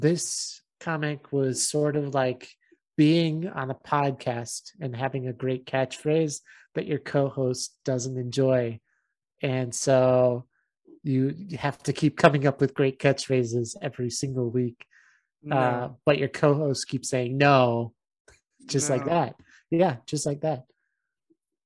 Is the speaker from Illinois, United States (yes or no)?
yes; Chicago, Illinois, United States; we're like from Chicago